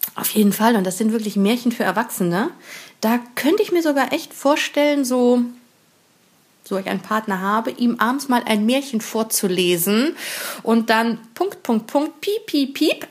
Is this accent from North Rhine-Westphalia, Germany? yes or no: yes; near Bonn, North Rhine-Westphalia, Germany; in der Nähe von Bonn, haha, wo ich herkomme, gebürtig